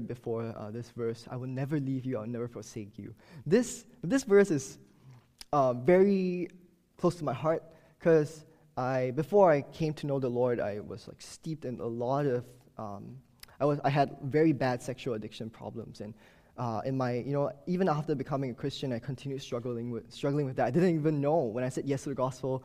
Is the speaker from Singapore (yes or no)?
yes; Singapore; moved away as an adult; now in Baltimore, United States; my strange accent, I'm not from the U.S., and I did not grow up here also. I moved to Baltimore from Singapore two years ago